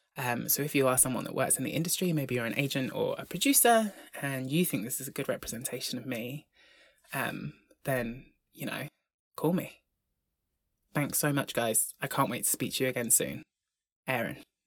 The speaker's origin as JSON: {"language": "English", "area": "Brompton, Devon", "region": "South West England", "country": "United Kingdom", "tie": "born or raised there", "said": "I grew up in Devon, in the largest village in Devon called Brompton."}